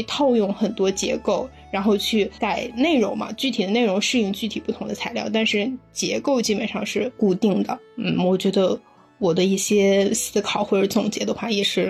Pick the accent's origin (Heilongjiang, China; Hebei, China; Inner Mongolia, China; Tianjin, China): Inner Mongolia, China; 我是内蒙古的。